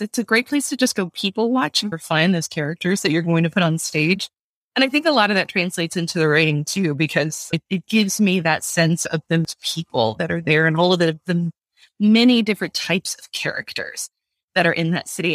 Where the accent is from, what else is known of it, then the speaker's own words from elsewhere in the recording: Baton Rouge, Louisiana, United States; I grew up in Baton Rouge